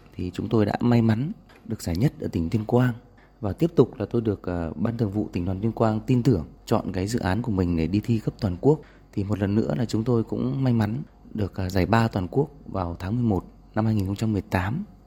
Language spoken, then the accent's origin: Vietnamese; Thượng Lâm, Lâm Bình, Tuyên Quang, Vietnam; moved away as an adult; also born or lived in Hanoi; quê hương Thượng Lâm, Lâm Bình của tôi